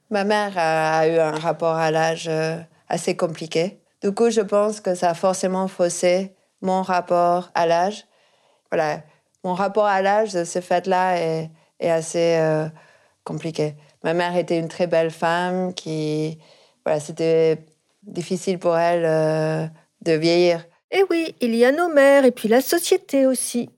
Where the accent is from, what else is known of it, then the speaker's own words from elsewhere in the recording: Argentina; moved away; je viens d'Argentine